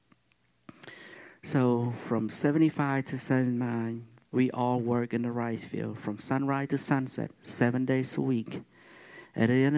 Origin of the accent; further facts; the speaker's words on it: Cambodia; now in United States; I'm Cambodian. I come from Cambodia.